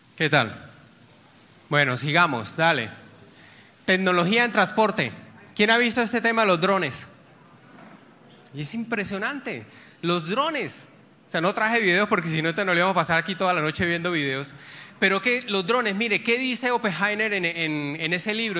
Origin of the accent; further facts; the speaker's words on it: Barrancabermeja, Santander, Colombia; moved away; Yo soy de Barranca Bermeja, donde está Ecopetrol y yo tengo vínculos allá